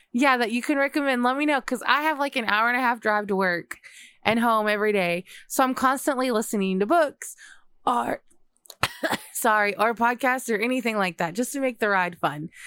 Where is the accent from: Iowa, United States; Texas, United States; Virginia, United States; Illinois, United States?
Texas, United States; I grew up in Texas